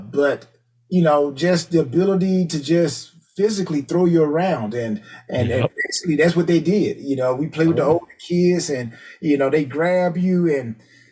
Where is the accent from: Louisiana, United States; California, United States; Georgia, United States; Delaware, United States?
Georgia, United States; LaGrange; I'm from Georgia, LaGrange, Georgia. So for those who don't know, LaGrange is about an hour and 15 minutes southwest of Atlanta. So I grew up watching the Atlanta Falcons too